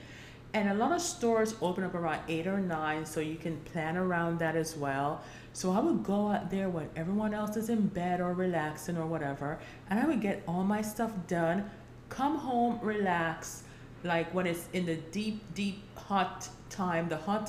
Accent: Jamaica; also born or lived in New York, United States / Florida, United States; now in Georgia, United States; So fall, but I've grew up in Jamaica. I grew up in New York. I grew up in Florida, and I'm here now in Georgia.

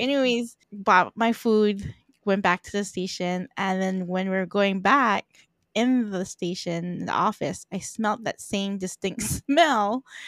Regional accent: Philippines; I'm Filipino, so in my culture

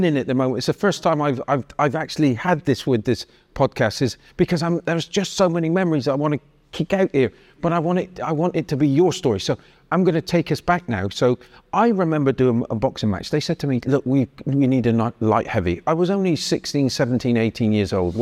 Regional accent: Bristol, South West England, United Kingdom; moved away; also born or lived in Biggleswade; I used to play rugby in Bristol, but I was from St. Paul's. I remember the riots in St. Paul's, which was, and we were just young kids

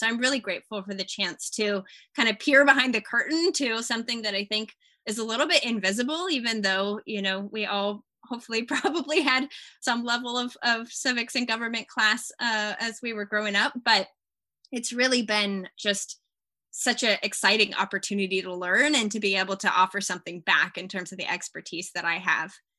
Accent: Austin, Texas, United States; also born or lived in California; growing up in Texas, I had opportunities, especially in Austin

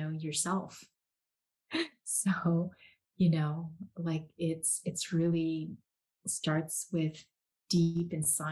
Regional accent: South Korea; moved away; I grew up Korean in Korea

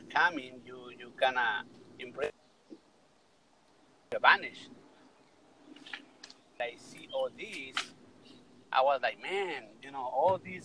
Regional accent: Mexico City, Mexico; now in United States; I'm from Mexico City. I came to the United States 25 years ago

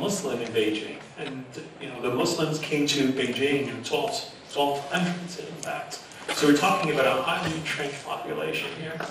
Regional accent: Canada; also born or lived in Trinidad and Tobago; in Canada, I would say I'm Trinidadian / Canadian.

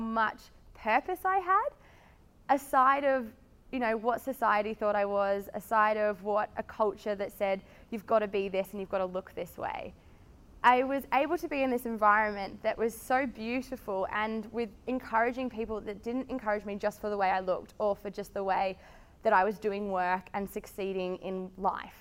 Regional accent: Melbourne, Victoria, Australia; I'm from Melbourne, and I studied marketing at high school, at uni, went to high school down the Mornington Peninsula

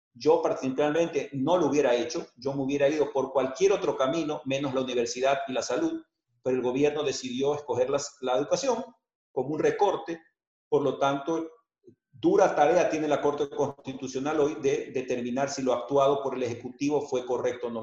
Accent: Guayaquil, Guayas, Ecuador; nos vamos a reinventar como guayaquileños y como ecuatorianos.

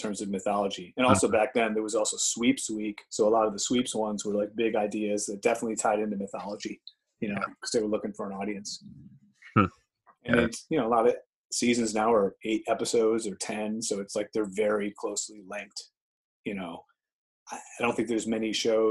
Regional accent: Chicago, Illinois, United States; moved away as an adult; now in Los Angeles, United States; growing up in Chicago. I worked as a golf caddy for 10 summers before moving

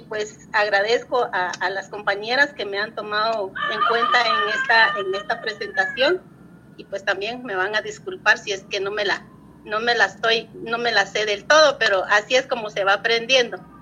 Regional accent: Momostenango, Totonicapán, Guatemala; soy originaria de Momostenango

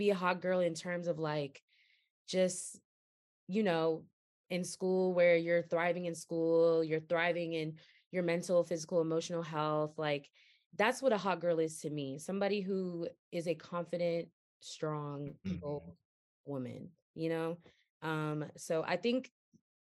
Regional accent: Goldsboro, North Carolina, United States; I'm from Goldsboro, North Carolina.

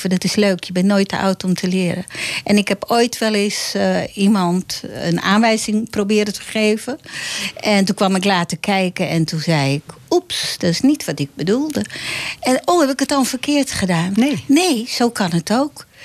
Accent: Amsterdam, North Holland, Netherlands; maar ik ben wel geboren op

